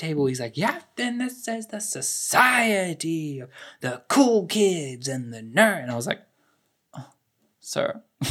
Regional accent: South Africa; as a South African, as an African

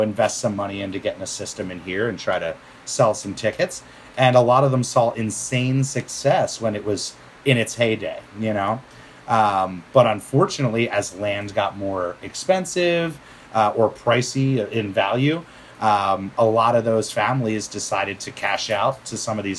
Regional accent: just outside of Philadelphia, Pennsylvania, United States; also born or lived in Bucks County, Pennsylvania; I grew up just outside of Philadelphia, born in 83

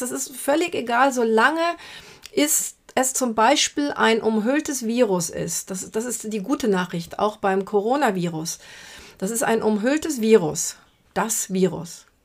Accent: Brazil; moved away; aus meiner Heimat Brasilien

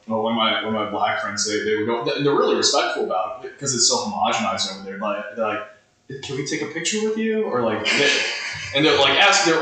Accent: United States; I grew up in America

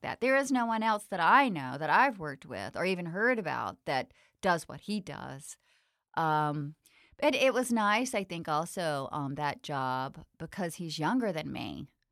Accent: the South, United States; growing up in the South

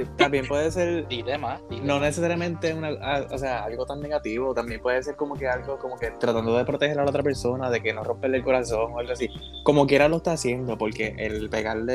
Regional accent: Ponce, Puerto Rico; soy de Ponce, soy enfermero

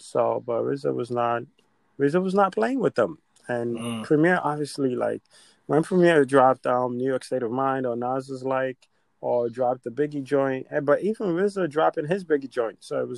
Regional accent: Nigeria; And obviously, we're Nigerian, so we know the Nigerian clashes that are happening.

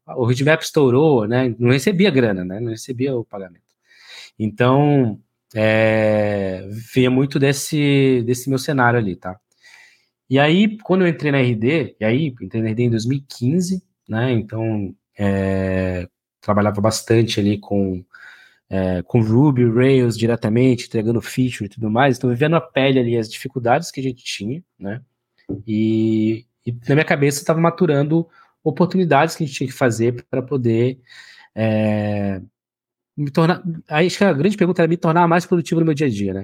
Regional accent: Oiapoque, Amapá, Brazil; moved away; eu venho numa cidade chamada Oiapoque Amapá, né, no extremo norte do Brasil aí

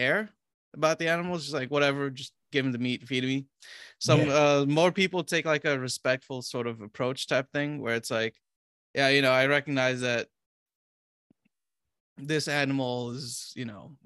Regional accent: Romania; I'm from Romania

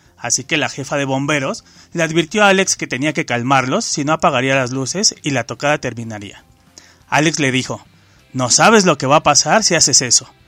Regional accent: Mexico; nos identifican como mexicanos

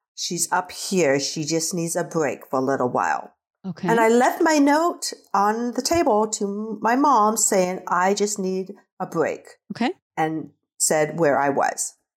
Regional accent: Nebraska, United States; also born or lived in Korea; I was raised in Nebraska on a farm with my siblings

